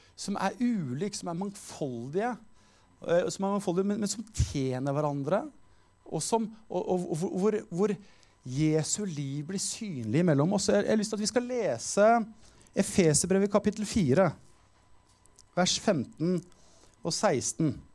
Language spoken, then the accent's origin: Norwegian; Skien, Telemark, Norway; Jeg er jo fra Skien.